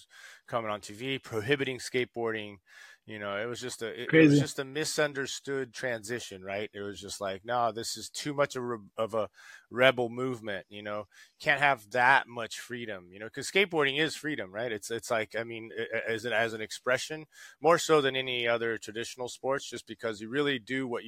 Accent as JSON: {"language": "English", "region": "São Paulo", "country": "Brazil", "tie": "born or raised there", "also_born_or_lived": "Rio de Janeiro", "said": "I was born in Rio de Janeiro and raised in São Paulo"}